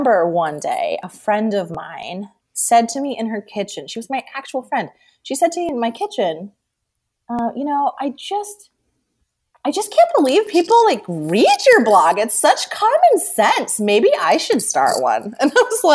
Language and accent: English; Scranton, Pennsylvania, United States; I'm from Scranton